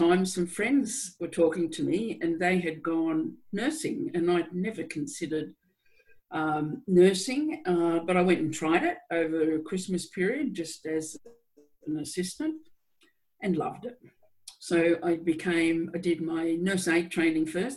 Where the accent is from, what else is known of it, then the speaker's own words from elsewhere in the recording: New South Wales, Australia; I'm an Australian, born in New South Wales in Australia, in a rural town. And I had a pretty, I think, ordinary upbringing